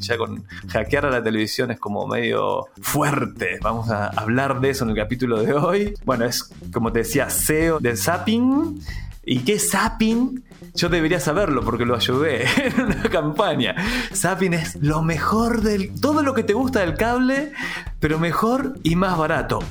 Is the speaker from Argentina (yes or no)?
yes; Argentina; moved away as an adult; now in Chile; yo soy argentino, hace 17 años que vivo en Chile